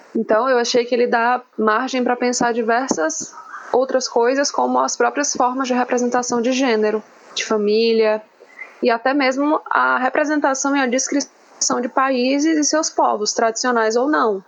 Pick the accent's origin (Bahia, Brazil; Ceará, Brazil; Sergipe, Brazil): Ceará, Brazil; moved away; also born or lived in Santa Catarina; eu sou do Ceará e eu faço pesquisa em Santa Catarina.